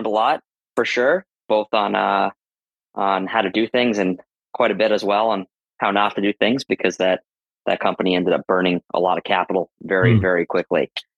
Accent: Boston, Massachusetts, United States; also born or lived in Madison, Wisconsin; I grew up in the Boston area

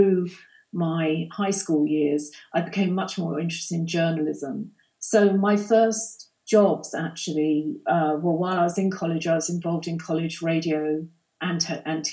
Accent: London, United Kingdom; moved away as an adult; I'm not a native. I grew up in London

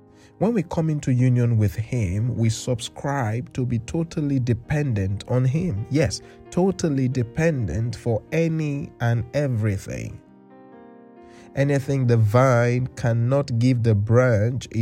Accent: Nigeria; now in England, United Kingdom; I come from Nigeria, where we've got a communal culture, and since my family moved to England

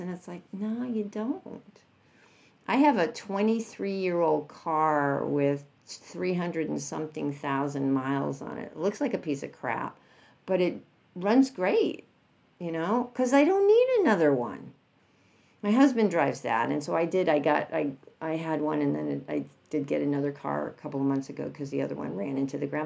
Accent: New York, United States; I'm from New York

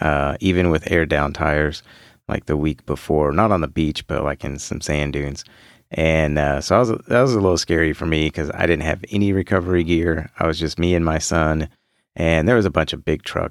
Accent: Houston, Texas, United States; I grew up in Houston. I've lived here my whole life

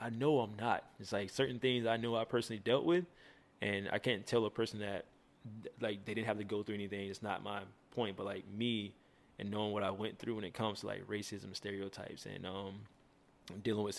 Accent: Dawson, Georgia, United States; also born or lived in Albany, Georgia; I'm originally from Albany, Georgia, where I was born and slightly raised. And I moved to the city like right outside of it. And it's called Dawson

